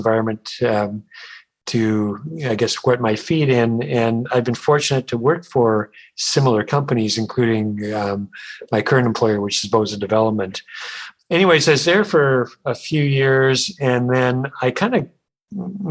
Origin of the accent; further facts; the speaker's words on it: Vancouver, British Columbia, Canada; I was born and raised in Vancouver